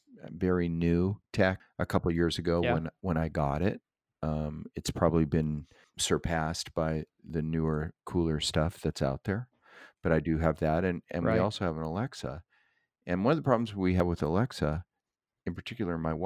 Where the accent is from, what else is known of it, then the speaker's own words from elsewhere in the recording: Southern California, United States; I grew up in Southern California